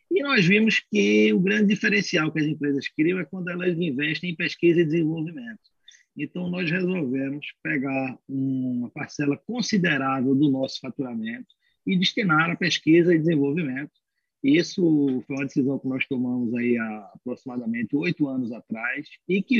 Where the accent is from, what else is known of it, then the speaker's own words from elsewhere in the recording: Pernambuco, Brazil; now in São Paulo, Brazil; nós somos oriundos né, de Pernambuco, resolvemos nos estabelecer em São Paulo